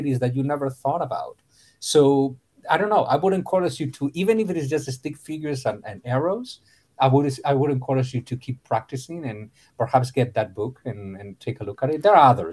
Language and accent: English; A Coruña, Galicia, Spain; English is a second language; moved away as an adult; also born or lived in Madrid / Chapel Hill, North Carolina / Brazil; now in Miami, United States; I was born in Spain, northwestern Spain. So I am a Galician. Okay. I was born in Galicia, in La Coruña.